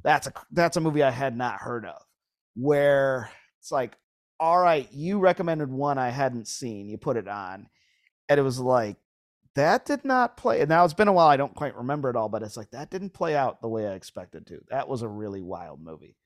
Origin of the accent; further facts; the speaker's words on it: Lewiston, New York, United States; now in Southern California, United States; I'm from Lewiston